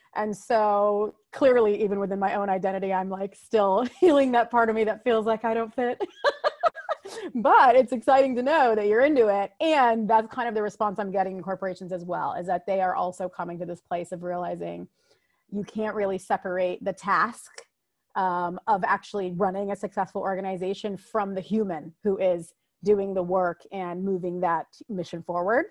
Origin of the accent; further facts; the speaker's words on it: United States; I am a first generation American, meaning my mom and dad immigrated here, and then I was born here in America